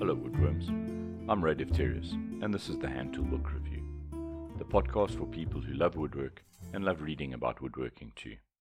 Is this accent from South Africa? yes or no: yes; South Africa; I'm a South African, so British English is much closer to my mother tongue than U S English.